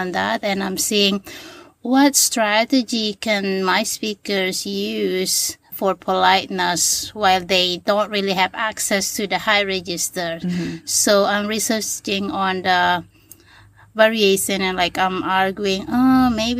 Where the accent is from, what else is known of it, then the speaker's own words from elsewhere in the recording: Lombok, West Nusa Tenggara, Indonesia; first language Sasak; English is a second language; moved away as an adult; now in Hawaii, United States; I always went back every semester break to my hometown